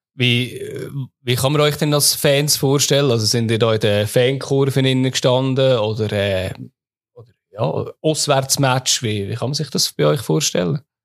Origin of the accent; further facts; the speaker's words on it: Lucerne, Switzerland; Als Luzerner